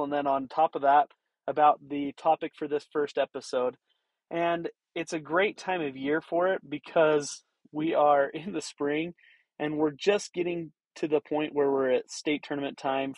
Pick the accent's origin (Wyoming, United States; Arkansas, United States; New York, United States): Wyoming, United States; now in Roosevelt, Utah, United States; I grew up in Wyoming